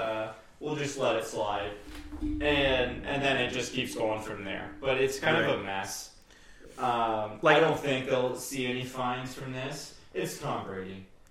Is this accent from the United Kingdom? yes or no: no; Canada; we're from Canada.